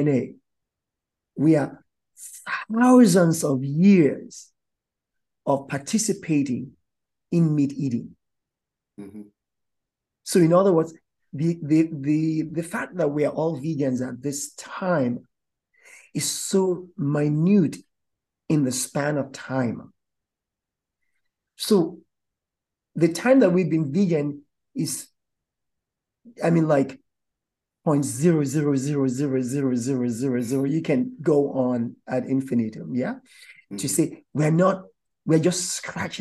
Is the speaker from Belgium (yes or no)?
no; Nigeria; As a Nigerian myself